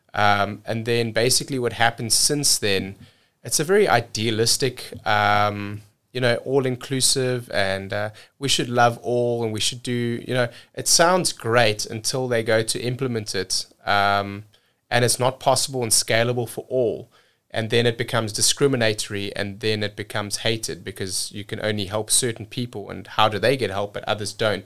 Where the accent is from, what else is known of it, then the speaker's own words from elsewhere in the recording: South Africa; moved away as an adult; also born or lived in cruise ships; now in United States; growing up in South Africa